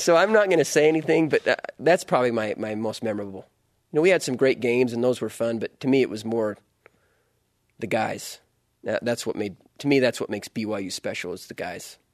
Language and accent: English; Utah, United States; moved away as an adult; also born or lived in Louisiana; I grew up, uh, in Utah